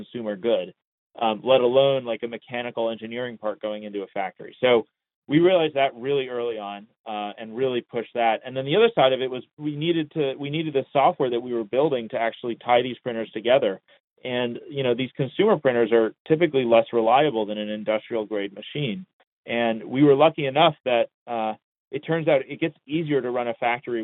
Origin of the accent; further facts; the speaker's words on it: Long Beach, California, United States; I was born in Long Beach, California in the 90s